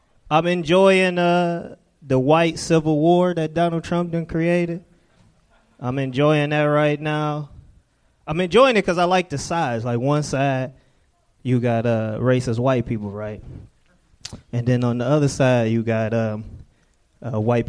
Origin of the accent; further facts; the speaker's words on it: Detroit, Michigan, United States; moved away as an adult; Detroit, originally